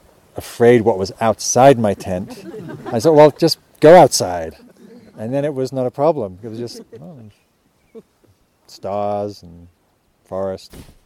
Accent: England, United Kingdom; now in United States; And I was coming from England. And in England, it's not that wild, as I mentioned.

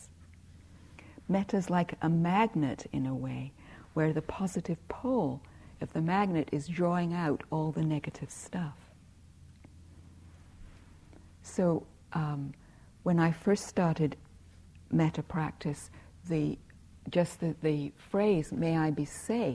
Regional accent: England, United Kingdom; I grew up in England where there was a lot of emphasis on being nice

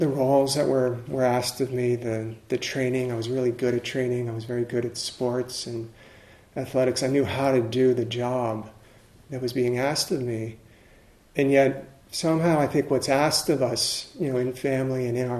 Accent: the Maryland area, United States; I grew up in the Maryland area, and so the Potomac River is right there

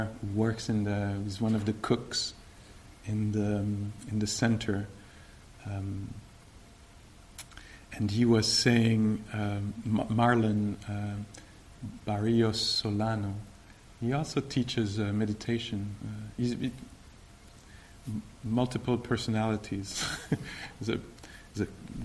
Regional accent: Quebec, Canada; I'm from Quebec.

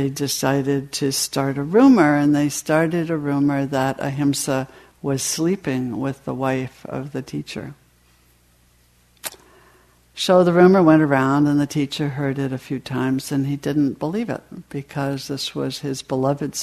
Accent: New England, United States; I was raised in New England in a fairly strict family

